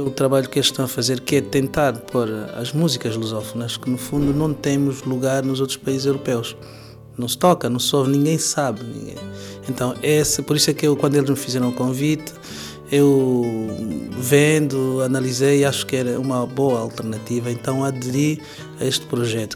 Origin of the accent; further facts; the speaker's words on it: Angola; now in Portugal; angolano, residente em Portugal já há muitos anos